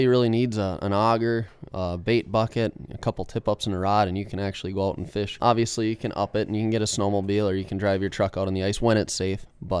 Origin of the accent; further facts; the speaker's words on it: Iron River, Wisconsin, United States; So I'm 27 years old. I've lived up here in Iron River my entire life. I grew up on the Pike Chain where I've, you know, learned to love fishing.